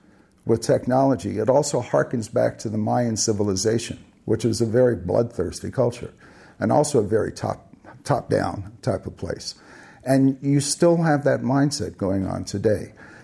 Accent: Philippines; I grew up in the Philippines in the 50s and the 60s.

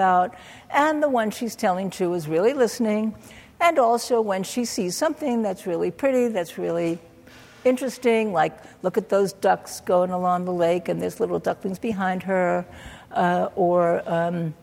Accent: New York City, New York, United States; I grew up in Brooklyn, New York

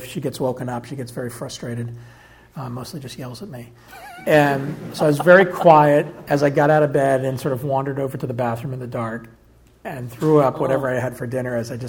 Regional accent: Arkansas, United States; born there; Nope. I was born in Arkansas.

